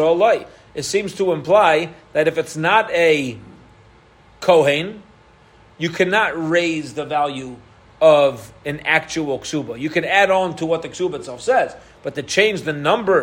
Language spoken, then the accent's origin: English; Baltimore, Maryland, United States; I was from Baltimore.